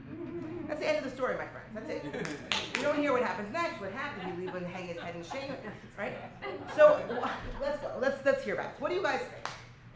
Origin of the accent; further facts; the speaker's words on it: Lod, Central District, Israel; Right, and I'm originally from Israel. I'm originally from Lod, which, by the way, that's not great because I'm the rabbis of the north, and these are the rabbis of the south